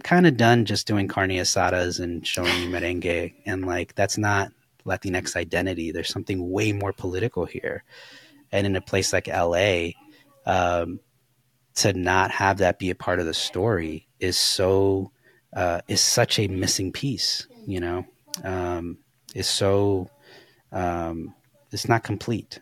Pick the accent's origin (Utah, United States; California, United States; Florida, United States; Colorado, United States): California, United States; Los Angeles; I grew up in Koreatown